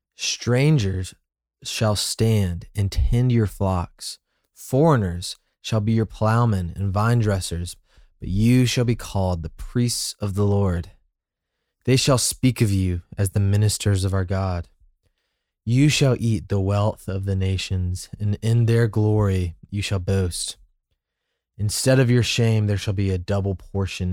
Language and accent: English; Birmingham, Alabama, United States; now in Atlanta, United States; I'm from Birmingham, and so I had to kinda, like, grow up and see more of the world